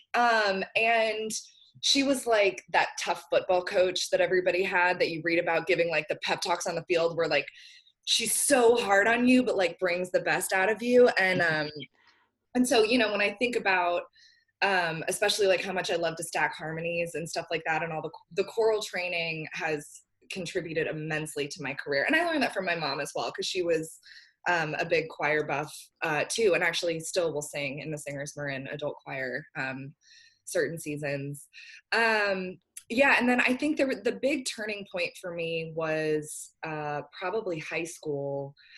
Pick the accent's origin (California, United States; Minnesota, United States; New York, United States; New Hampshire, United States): California, United States; just outside of San Francisco; now in Nashville, United States; I grew up uh, just outside of San Francisco